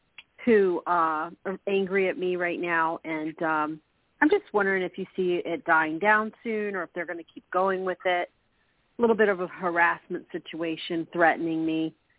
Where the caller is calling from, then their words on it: Florida, United States; I'm calling from Florida.